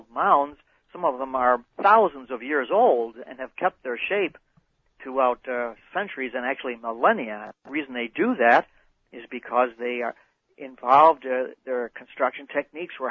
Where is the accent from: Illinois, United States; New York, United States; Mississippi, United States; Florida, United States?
Illinois, United States; Chicago; moved away; I'm from Chicago originally